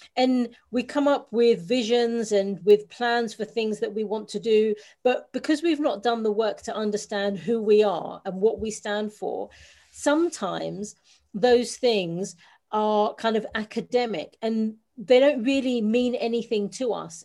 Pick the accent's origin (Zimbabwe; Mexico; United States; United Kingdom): United Kingdom; London; I'm a Londoner born and bred.